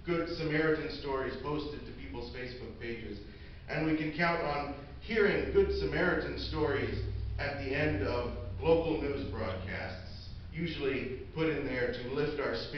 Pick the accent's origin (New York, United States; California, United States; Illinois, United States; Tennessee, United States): Illinois, United States; Decatur; I am from Decatur, Illinois. That's my hometown